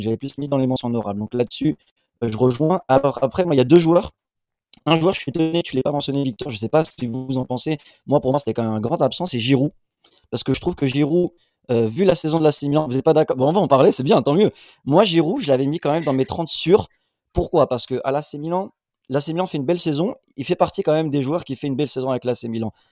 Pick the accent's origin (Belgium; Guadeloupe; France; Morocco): Morocco; en tant que Marocain